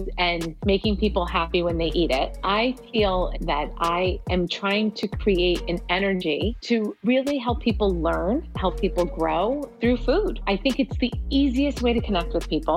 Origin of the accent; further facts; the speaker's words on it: New Jersey, United States; accent: New Jersey; first language Arabic; English is a second language; also born or lived in Middle East; I came here when I was 2